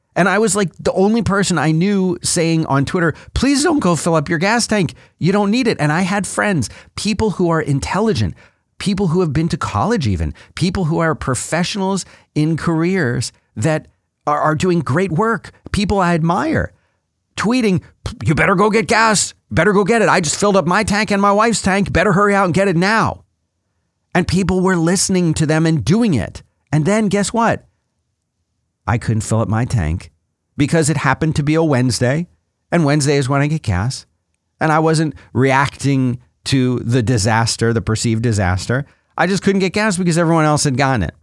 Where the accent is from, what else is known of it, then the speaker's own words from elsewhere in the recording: Florida, United States; I grew up in Florida where we have hurricanes every fifteen or twenty minutes